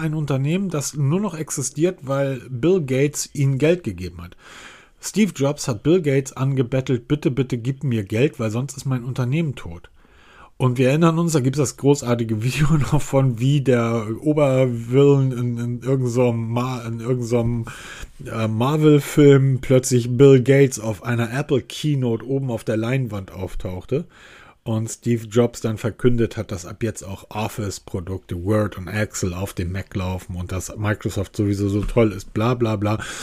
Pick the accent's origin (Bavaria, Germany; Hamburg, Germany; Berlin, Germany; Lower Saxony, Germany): Hamburg, Germany; ich bin Hamburger. Das heißt, als ich bin Hamburger, Hanseat, wir sind eine alte Kaufmannsstadt